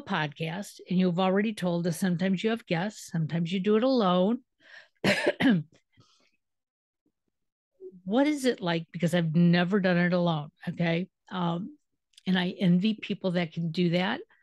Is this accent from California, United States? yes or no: no; Detroit, Michigan, United States; moved away as an adult; now in Cleveland, United States; I'm originally from Detroit